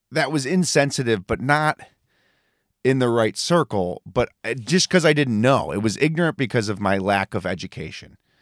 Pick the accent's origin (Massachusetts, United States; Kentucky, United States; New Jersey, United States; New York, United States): New York, United States; I'm from New York and I go to Vermont.